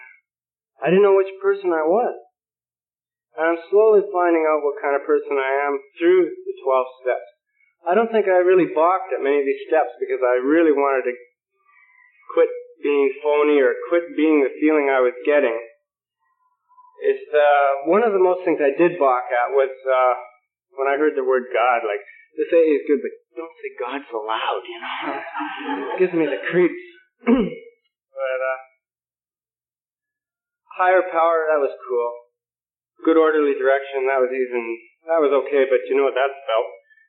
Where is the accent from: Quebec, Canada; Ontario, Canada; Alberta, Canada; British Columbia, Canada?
British Columbia, Canada; Vancouver; And I came down from Vancouver, B.C., for your Young People's Convention.